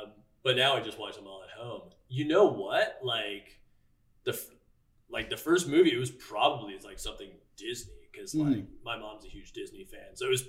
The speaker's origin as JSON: {"language": "English", "town": "Toronto", "region": "Ontario", "country": "Canada", "tie": "born or raised there", "said": "so I grew up in Scarborough, which is like, you know, East Toronto."}